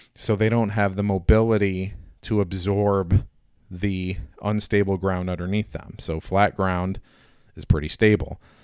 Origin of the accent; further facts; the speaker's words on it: Indiana, United States; I'm a hillbilly from Indiana